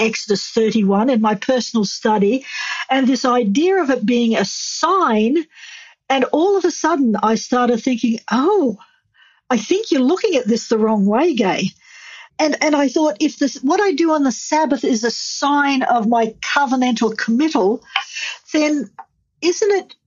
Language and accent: English; Australia; moved away as an adult; I'm from Australia